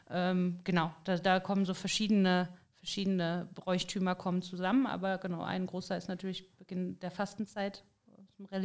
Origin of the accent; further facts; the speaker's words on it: Bensberg, North Rhine-Westphalia, Germany; Wir sind ja, also genau genommen kommen wir aus Bensberg.